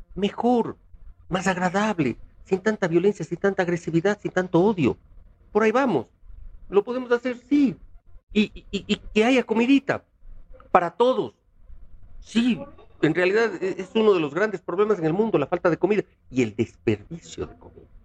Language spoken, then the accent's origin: Spanish; Cuenca, Azuay, Ecuador; now in Quito, Ecuador; soy cuencano, soy ecuatoriano, quiero esta hermosa ciudad de Quito porque soy cuencano de nacimiento quiteño de corazón